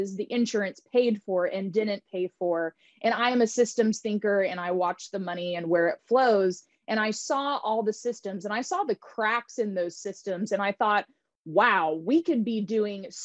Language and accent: English; Tulsa, Oklahoma, United States; moved away; also born or lived in California; I grew up in Tulsa, Oklahoma